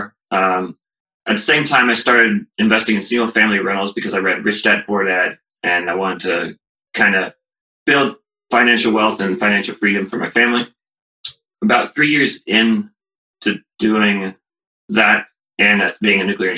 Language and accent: English; Columbus, Ohio, United States; I grew up in Columbus. I went to Ohio State. I moved away for a job after college, but I'm back now